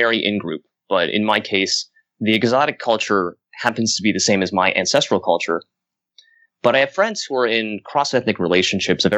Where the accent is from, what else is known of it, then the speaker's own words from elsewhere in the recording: United States; I'm American-born Chinese.